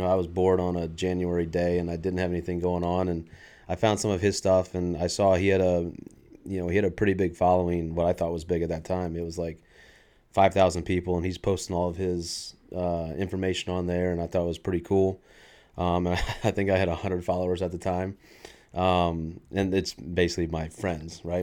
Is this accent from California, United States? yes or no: yes; San Diego, California, United States; I was born in San Diego